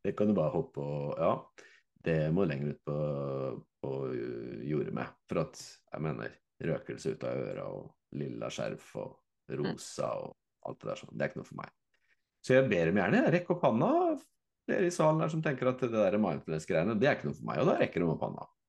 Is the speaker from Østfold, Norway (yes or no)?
yes; Fredrikstad, Østfold, Norway; jeg er fra Fredrikstad